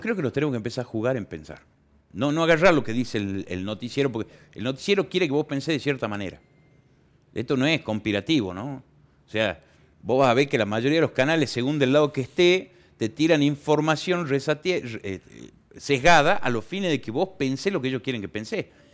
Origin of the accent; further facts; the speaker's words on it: Argentina; Somos argentinos